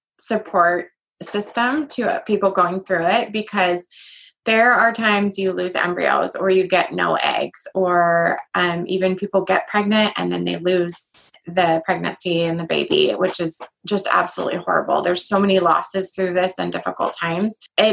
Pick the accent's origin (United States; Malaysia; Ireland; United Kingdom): Ireland; a necklace that said faith in the first written language in Ireland, because I'm Irish.